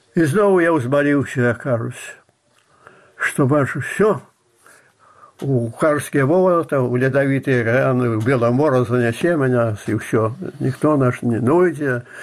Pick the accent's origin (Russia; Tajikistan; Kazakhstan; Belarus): Belarus; Я белорус